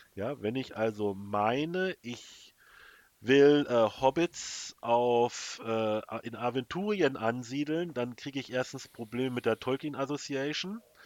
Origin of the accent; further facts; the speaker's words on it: Germany; bei uns in Deutschland